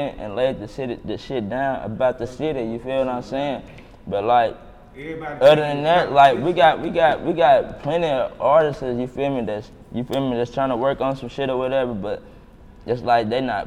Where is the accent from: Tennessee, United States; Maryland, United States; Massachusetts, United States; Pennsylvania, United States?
Tennessee, United States; Murfreesboro; I'm from Murphy, bro